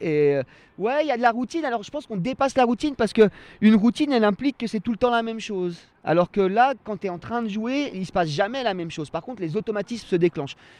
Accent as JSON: {"language": "French", "town": "Annecy", "region": "Auvergne-Rhône-Alpes", "country": "France", "tie": "born or raised there", "also_born_or_lived": "Cran-Gevrier", "said": "je suis un enfant de cette ville-là. C'est-à-dire que je suis né à Annecy historique. Ça fait des années que j'habite à Cran"}